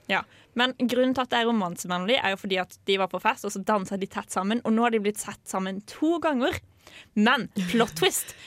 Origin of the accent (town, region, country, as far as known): Sørlandet, Agder, Norway; moved away as an adult